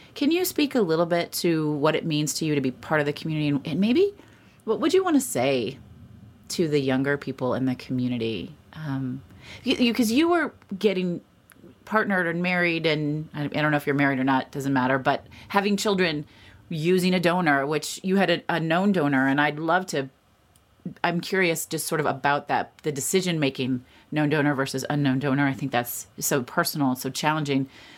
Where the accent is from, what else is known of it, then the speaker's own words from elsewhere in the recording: Indianapolis, Indiana, United States; I grew up in Indianapolis.